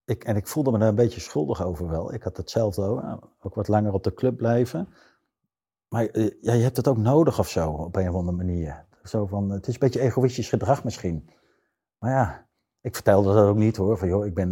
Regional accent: Zeist, Utrecht, Netherlands; ik ben wel geboren in Utrecht, maar ik kom uit een heel beschermd gezin uit Zeist

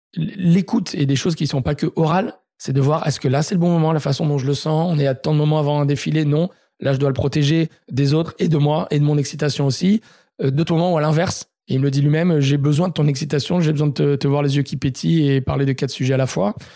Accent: Marseille, Provence-Alpes-Côte d'Azur, France; now in Paris, France; je suis marseillais

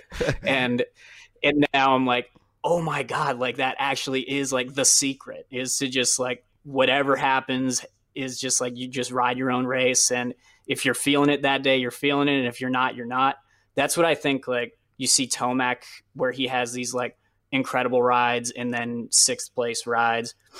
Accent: New England, United States; I grew up racing in New England

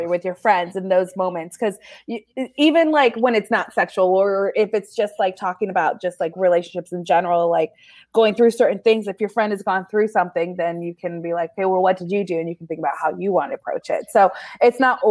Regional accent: Modesto, California, United States; I live in the suburban of Modesto

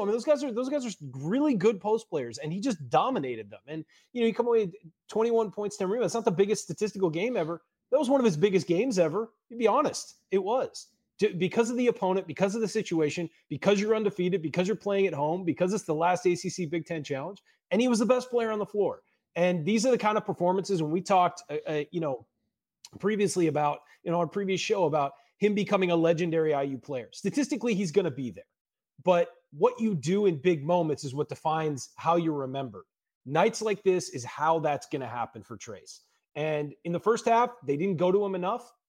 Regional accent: Southern California, United States; growing up in Southern California

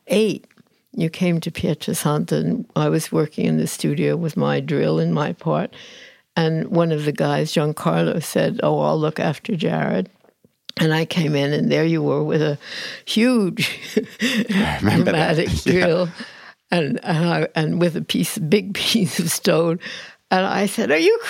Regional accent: United States; moved away as an adult; now in United Kingdom; I feel American.

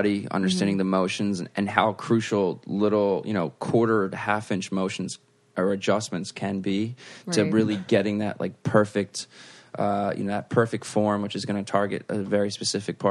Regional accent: New Jersey, United States; moved away as an adult; now in New York, United States; I'm from South Jersey. It's very quiet. It's all farmland.

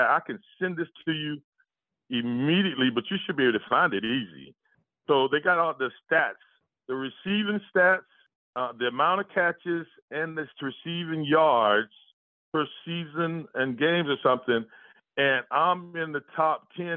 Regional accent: Jacksonville, Florida, United States; I'm from Jacksonville.

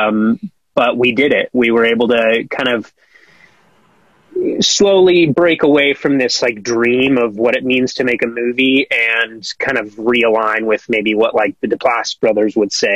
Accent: Colorado, United States; now in Los Angeles, United States; I'm from Colorado

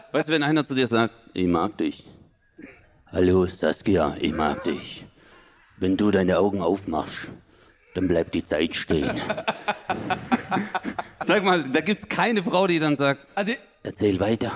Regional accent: Stuttgart, Baden-Württemberg, Germany; ich als Stuttgarter, ich lebe ja ganz im Süden

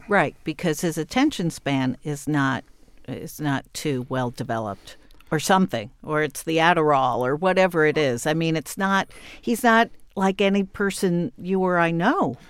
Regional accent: New York, United States; as a New Yorker and as a journalist

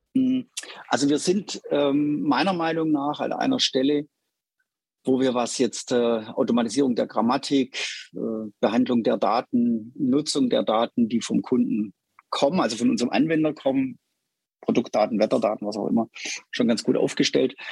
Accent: Stuttgart, Baden-Württemberg, Germany; ich bin in Stuttgart groß geworden. Man hört es, glaube ich, hin und wieder raus.

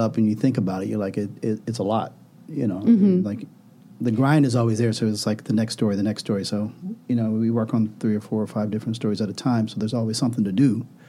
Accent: Midwest, United States; I grew up in the Midwest

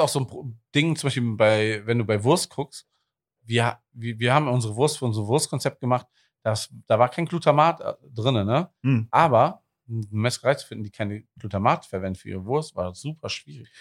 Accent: Wuppertal, North Rhine-Westphalia, Germany; now in Cologne, Germany; ich bin gebürtiger Wuppertaler

